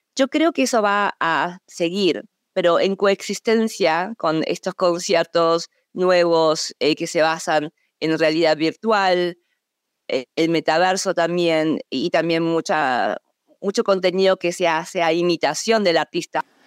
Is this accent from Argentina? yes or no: yes; Buenos Aires, Argentina; moved away as an adult; also born or lived in Seoul, South Korea / United States; a los seis años me fui a Argentina, en donde crecí de los seis años a los 18 años, eh, fui a una escuela muy local, el Colegio Nacional de Buenos Aires